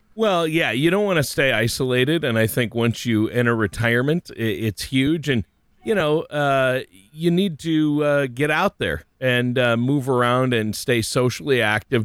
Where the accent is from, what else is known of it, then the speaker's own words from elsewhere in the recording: Minnesota, United States; I grew up in Minnesota, lots of lakes, lots of fishing